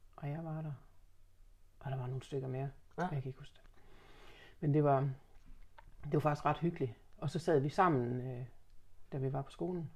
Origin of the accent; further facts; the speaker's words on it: Horsens, Central Denmark Region, Denmark; er født i Horsens